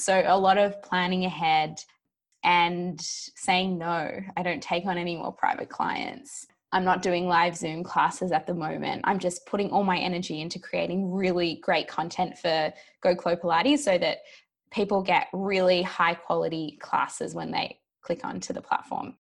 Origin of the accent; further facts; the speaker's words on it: Australia; moved away as an adult; also born or lived in New York; I am recording from Australia, which is where I live, down in Melbourne. But before sort of pre-pandemic, I was over in New York for three years, but the pandemic brought me back to where I'm from.